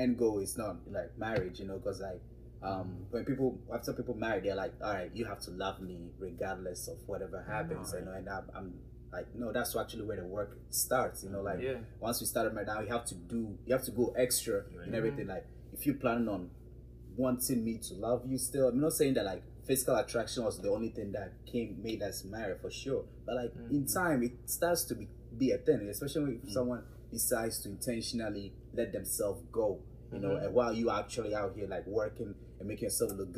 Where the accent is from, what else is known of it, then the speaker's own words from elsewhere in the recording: Ghana; I'm a Ghanaian man. I'm gonna keep it real Ghana with you